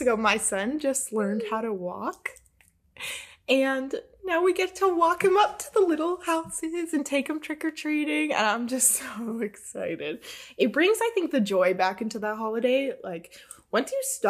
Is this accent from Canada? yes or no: yes; Canada; we're Canadian